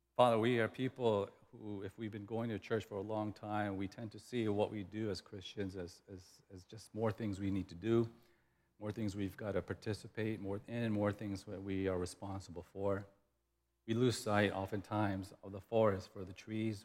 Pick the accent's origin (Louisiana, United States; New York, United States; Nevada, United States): Louisiana, United States; the South; moved away; we grew up in the South, and in the South, when I was in elementary school